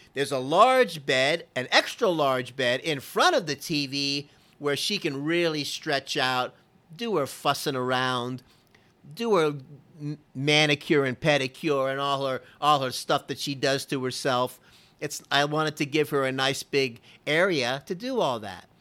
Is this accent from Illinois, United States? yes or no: no; Florida, United States; I'm from Florida